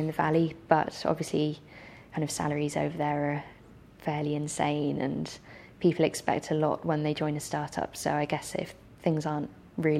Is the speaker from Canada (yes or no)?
no; England, United Kingdom; as an English person